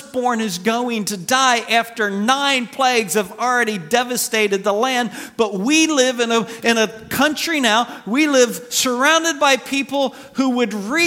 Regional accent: United States; as an American

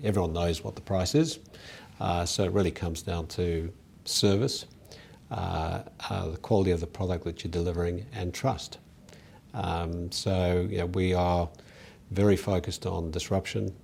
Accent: South Africa; moved away as an adult; now in Australia; I was born in South Africa, uh, went to school in South Africa, and was very fortunate to come to university here.

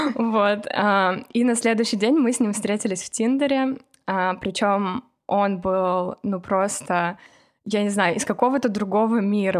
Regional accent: Kovrov, Vladimir Oblast, Russia; moved away as an adult; now in United States

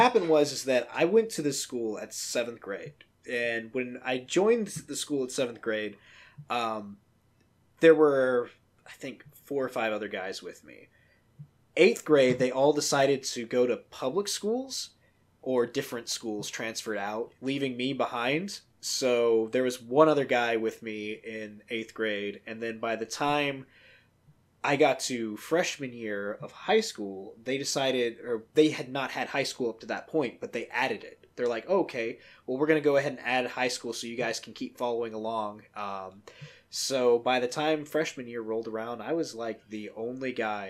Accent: Atlanta, Georgia, United States; Yeah, so, you know, I grew up down south in Atlanta, the heart of Dixie.

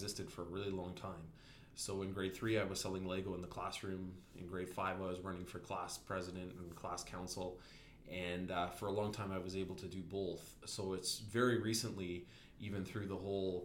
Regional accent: Invermere, British Columbia, Canada; also born or lived in Kamloops; I was born in Invermere and grew up in Invermere and spent most of my life there.

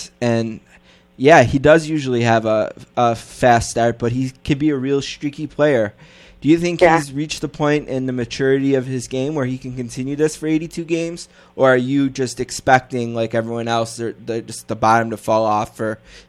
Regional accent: Buffalo, New York, United States; growing up in Buffalo as a hockey fan

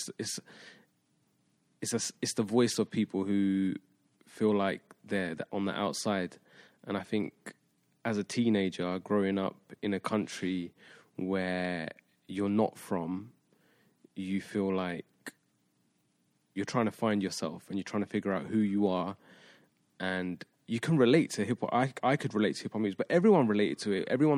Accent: Luton, East of England, United Kingdom; I'm from Luton, which is slightly outside of London. It's about half an hour north of London

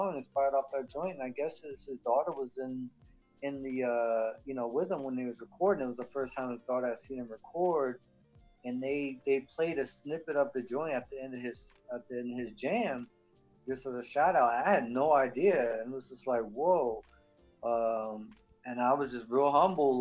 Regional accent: Central Florida, United States; I'm from Central Florida

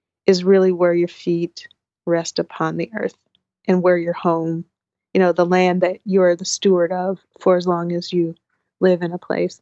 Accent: Portland, Oregon, United States; I grew up in Northeast Portland and North Portland.

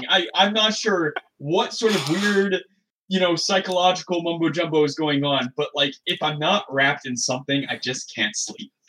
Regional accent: Michigan, United States; now in Seattle, United States; Although I will say, as as a Midwesterner, even without the air conditioning, on the whole, Seattle, y'all need to chill.

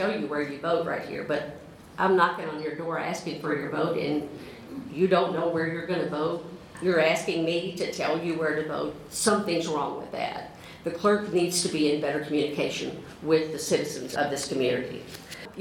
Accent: Mississippi, United States; moved away as an adult; now in Louisville, United States; I'm from Mississippi. I moved here in 1987 to attend Southern Seminary

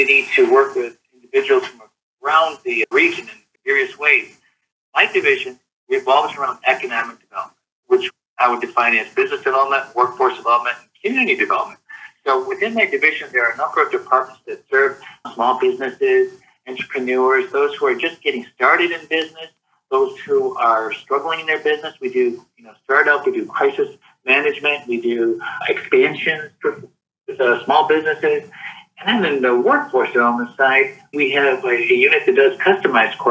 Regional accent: Jackson, Michigan, United States; Born and raised in Jackson, so just south of here

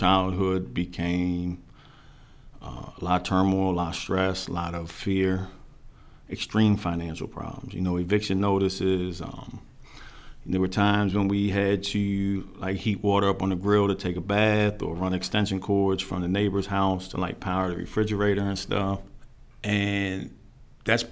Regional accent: Silver Spring, Maryland, United States; I was born Silver Spring, Maryland, Holy Cross Hospital.

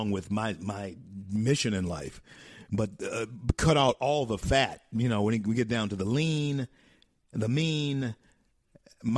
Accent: Shreveport, Louisiana, United States; Word of God Ministries, Shreveport, Louisiana, my hometown.

